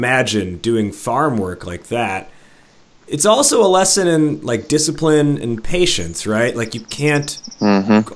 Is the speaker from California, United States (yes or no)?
no; outside of Chicago, Illinois, United States; I'm Midwest, but I'm a city boy, right? I grew up outside of Chicago, and I've lived in Chicago for the last 11 years